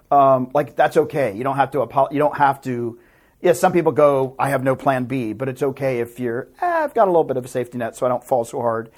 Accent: Tennessee, United States; moved away as an adult; now in Los Angeles, United States; I am a hick from Tennessee

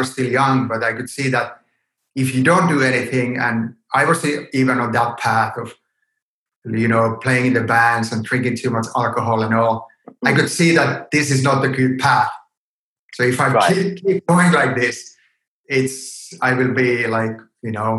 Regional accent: Helsinki, Uusimaa, Finland; I grew up in Helsinki

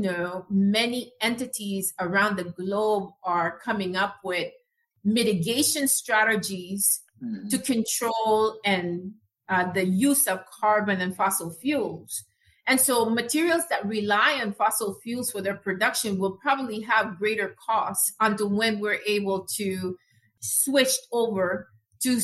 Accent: Panama; moved away; I'm originally from Panama

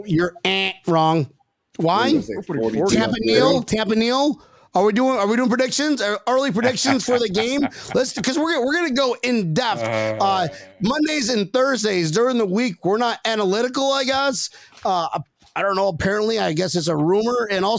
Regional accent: Philippines; I'm Filipino, so I'm 5'6" on a ladder.

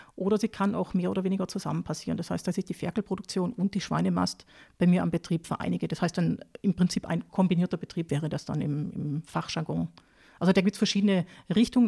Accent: Baden-Württemberg, Germany; moved away as an adult; also born or lived in Lower Austria; now in Austria; ich bin äh, aufgewachsen in Süddeutschland, also in Nähe vom, vom Bodensee, also Baden-Württemberg

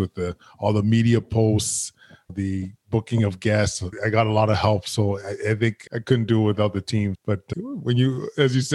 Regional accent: Edmonton, Alberta, Canada; now in Ottawa, Canada; I grew up in Edmonton, very loving household.

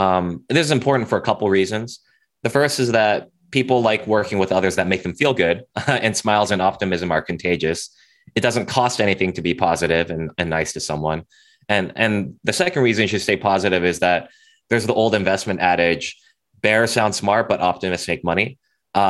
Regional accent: Cupertino, California, United States; I grew up in Cupertino, California, so in the heart of Silicon Valley.

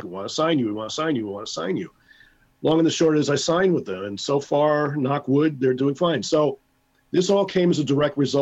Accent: New York City, New York, United States; I'm from Brooklyn

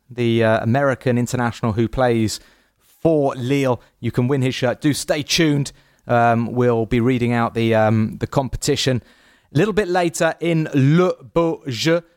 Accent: England, United Kingdom; us Englishmen

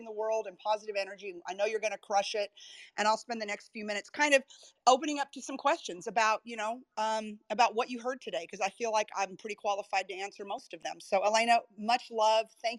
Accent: Texas, United States; I'm from Texas

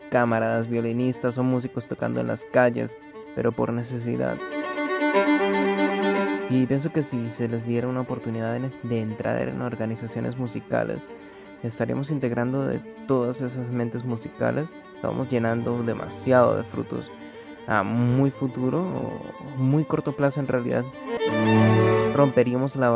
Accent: Colombia; Soy un colombiano que ama tocar el trombón.

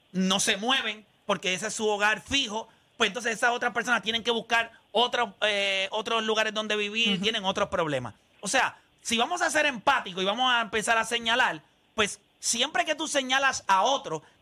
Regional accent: San Juan, Puerto Rico; Yo tengo 62 años y soy de Puerta de Tierra.

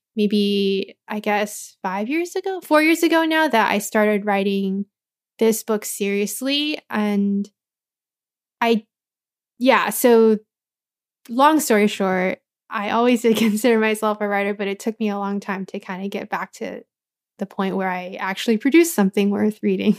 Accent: Anaheim, California, United States; also born or lived in Cypress, California; I grew up in Anaheim, but I went to school in Cyprus

